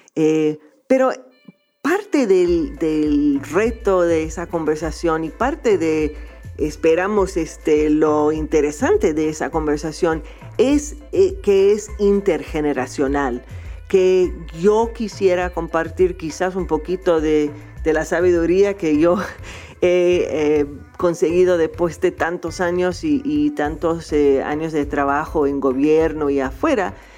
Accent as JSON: {"language": "Spanish", "region": "small town outside New York", "country": "United States", "tie": "born or raised there", "second_language": "Spanish", "said": "yo vivía en, un pueblo bastante pequeño afuera de Nueva York"}